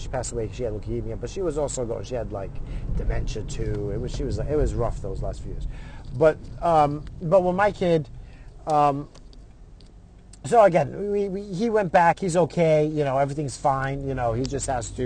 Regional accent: Brentwood, New York, United States; I grew up in Brentwood. Growing up, that was the hood

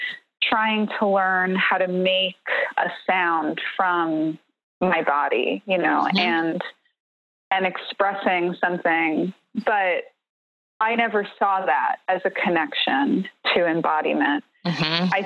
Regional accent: New York City, New York, United States; when I was a kid growing up in New York City, I grew up in the Bronx

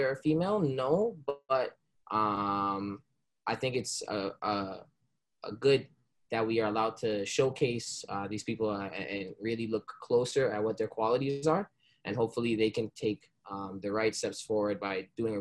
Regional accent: Brampton, Ontario, Canada; also born or lived in Jamaica; I was born in Jamaica, but I came here at a young age, and I've been living in Brampton, the greater Toronto area, my whole life

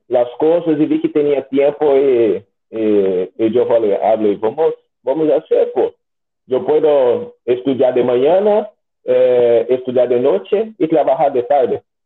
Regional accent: Brazil; first language Portuguese; Spanish is a second language; also born or lived in Concepción, Chile; yo soy brasileño

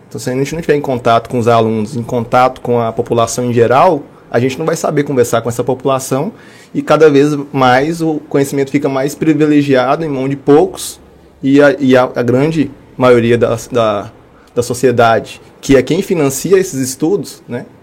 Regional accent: Montes Claros, Minas Gerais, Brazil; also born or lived in Ouro Preto; Eu sou nascido em Montes Claros. É, fiz toda a minha graduação e mestrado também na Universidade Estadual de Montes Claros

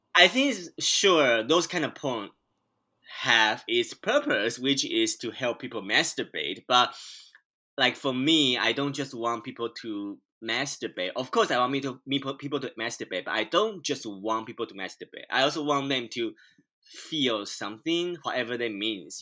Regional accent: Taiwan; moved away as an adult; now in United States; I'm a Taiwanese immigrant. So I, I was born and raised in Taiwan, and then I came to the U.S. seven years ago

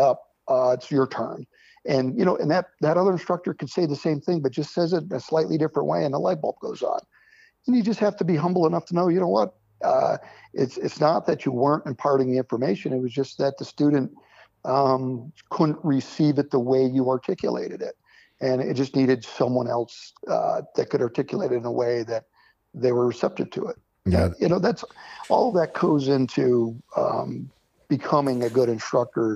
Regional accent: Springfield, Vermont, United States; also born or lived in Wickenburg, Arizona; I grew up in southern Vermont, Springfield, Vermont.

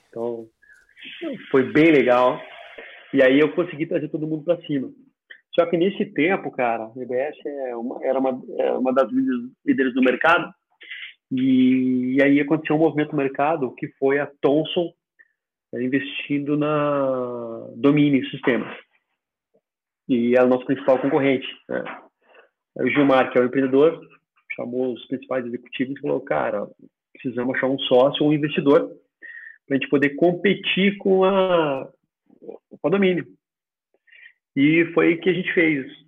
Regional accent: Bagé, Rio Grande do Sul, Brazil; moved away as an adult; also born or lived in Florianópolis; now in Curitiba, Brazil; eu sou natural de Bagé, do interior do Rio Grande do Sul

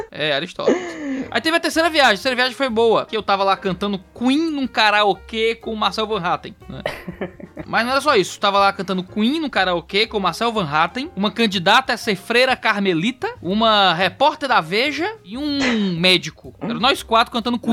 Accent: Ceará, Brazil; Saí do Ceará, couro fino, cearense.

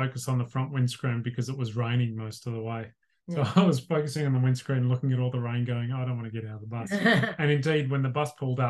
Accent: Melbourne, Victoria, Australia; Our excuse was simply that we're from Melbourne.

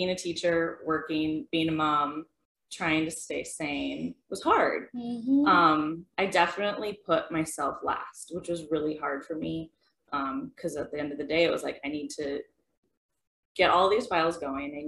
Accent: Detroit Lakes, Minnesota, United States; moved away as an adult; also born or lived in Fargo, North Dakota; now in Horace, United States; I am originally from Detroit Lakes, Minnesota, graduated high school, moved here to Fargo

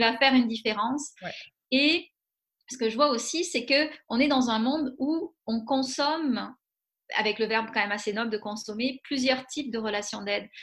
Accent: France; moved away as an adult; now in Quebec City, Canada; je suis française d'origine, mais ça fait 16 ans que je suis à Québec

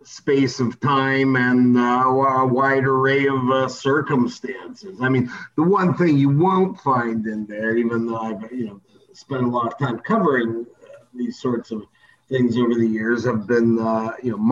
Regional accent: Canada; also born or lived in New York; I'm Canadian, but I worked at the New York Post for 6 years.

